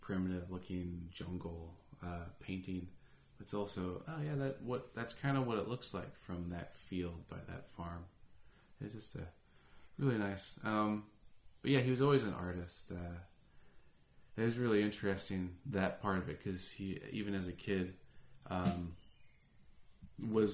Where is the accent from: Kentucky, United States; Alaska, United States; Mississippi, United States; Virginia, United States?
Alaska, United States; now in California, United States; I grew up in Alaska